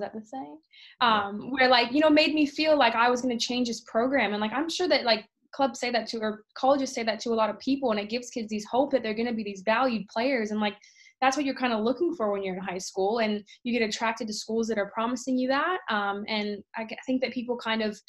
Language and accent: English; Seattle, Washington, United States; moved away as an adult; also born or lived in Connecticut; I grew up in Seattle, Washington, and somehow ended up in college in Connecticut